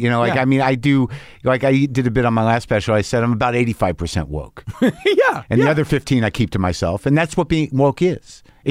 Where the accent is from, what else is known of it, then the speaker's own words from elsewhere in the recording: New Mexico, United States; Yeah, I grew up in New Mexico. A lot of guns around. My dad had guns.